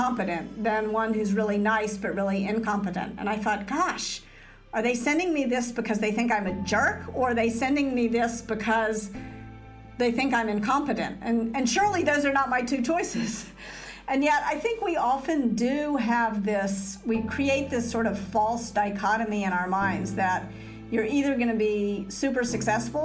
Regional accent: Memphis, Tennessee, United States; moved away; I was raised in Memphis

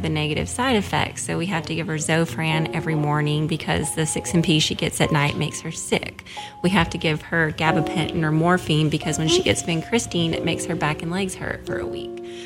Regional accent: Seattle, Washington, United States; moved away as an adult; also born or lived in Jackson, Tennessee; now in Oxford, United States; I'm from Seattle

